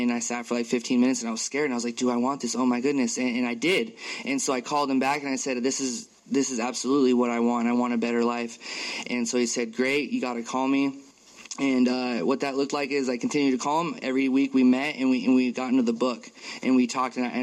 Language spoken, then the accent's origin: English; Tacoma, Washington, United States; moved away as an adult; now in Kirkland, United States; I'm from Tacoma, and I moved out to the Kirkland on the east side